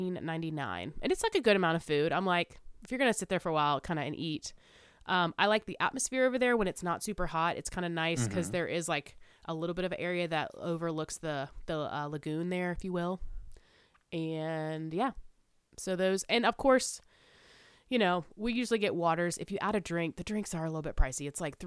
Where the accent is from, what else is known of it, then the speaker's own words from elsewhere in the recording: South Carolina, United States; I'm from South Carolina.